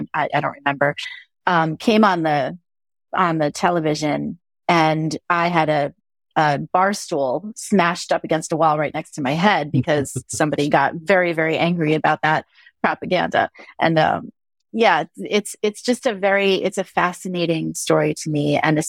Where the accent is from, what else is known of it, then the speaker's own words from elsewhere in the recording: United States; as an Irish American that here in America, so many of us who are white-bodied of European descent